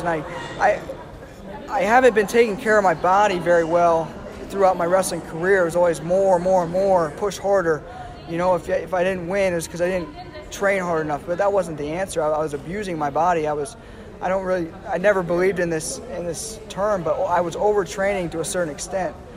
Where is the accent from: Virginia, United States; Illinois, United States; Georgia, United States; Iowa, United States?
Iowa, United States; moved away as an adult; born and raised in Iowa